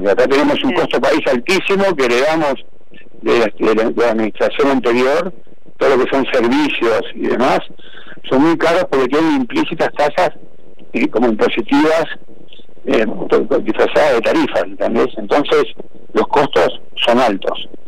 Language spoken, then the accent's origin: Spanish; Punta del Este, Maldonado, Uruguay; yo nací acá en Punta del Este, mi familia tiene 110 años en Punta del Este.